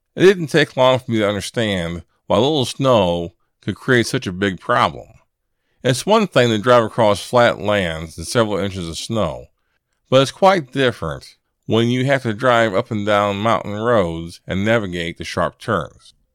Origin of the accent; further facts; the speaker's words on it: Illinois, United States; moved away; I'm from Illinois originally, and I'm accustomed to snow and cold weather